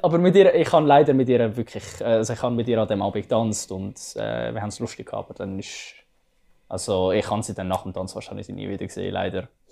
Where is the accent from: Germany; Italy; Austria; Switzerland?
Switzerland; ich bin ja als kleines Kind in der Schweiz aufgewachsen, aber meine Mutter ist ja Mexikanerin